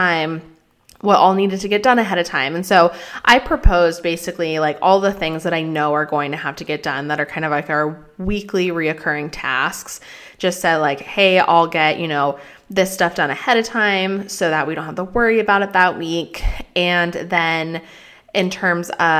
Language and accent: English; Colorado, United States; moved away; Colorado, which is where I am from, where I grew up